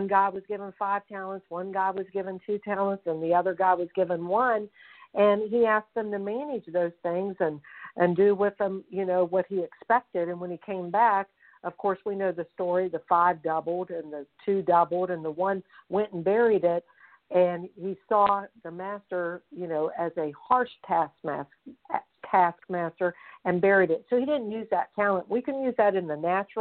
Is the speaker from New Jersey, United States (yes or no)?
no; Fairmont, West Virginia, United States; I'm calling from Fairmont, West Virginia, and this is exactly where I'm from